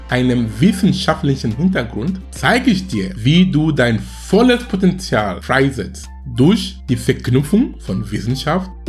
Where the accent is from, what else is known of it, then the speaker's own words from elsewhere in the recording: Cameroon; German is a second language; moved away as an adult; also born or lived in Darmstadt, Germany / Munich, Germany / Duisburg-Essen, Germany; now in Germany; ich komme aus Kamerun ursprünglich. Ich bin nach Deutschland äh, vor fast 19 Jahren gekommen. Das war wegen Studium. Das heißt, ich war 22 Jahre alt damals